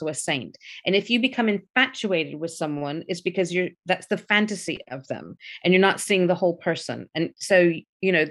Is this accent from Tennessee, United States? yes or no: yes; Memphis, Tennessee, United States; I grew up in the South in America